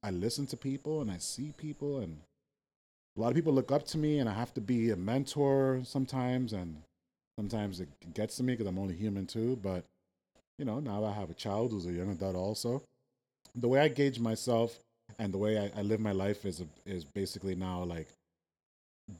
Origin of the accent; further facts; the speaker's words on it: New York City, New York, United States; I grew up in Brooklyn, New York, in the 80s and 90s